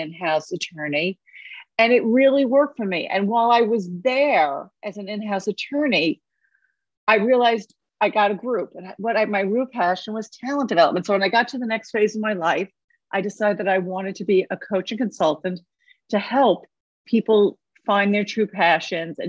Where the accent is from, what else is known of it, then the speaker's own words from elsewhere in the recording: New York City, New York, United States; I am from New York City